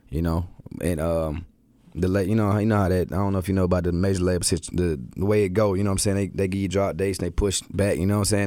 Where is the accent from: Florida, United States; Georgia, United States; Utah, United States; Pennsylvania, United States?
Georgia, United States; Atlanta; born or raised there; also born or lived in Milwaukee